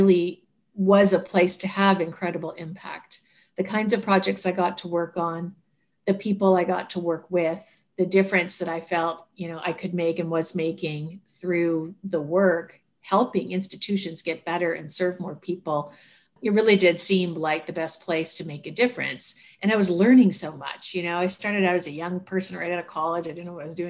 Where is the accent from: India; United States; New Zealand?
United States; moved away as an adult; also born or lived in Canada; I'm American, but I was living up in Canada